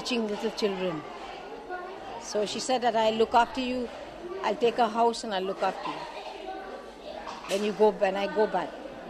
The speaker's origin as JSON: {"language": "English", "town": "Kolkata", "region": "West Bengal", "country": "India", "tie": "born or raised there", "also_born_or_lived": "Bangalore, India", "said": "I grew up in Calcutta. I was studying in Bangalore Convent. And then from there, I came to Calcutta"}